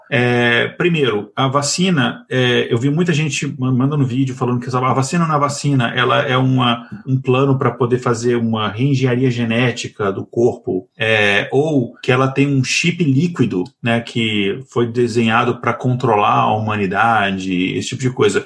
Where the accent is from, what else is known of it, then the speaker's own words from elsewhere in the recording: Minas Gerais, Brazil; eu, como mineiro